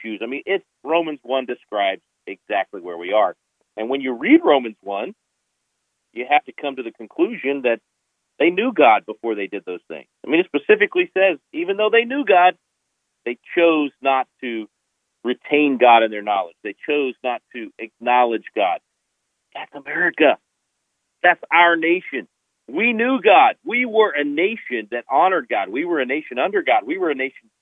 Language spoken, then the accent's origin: English; Texas, United States; my home state of Texas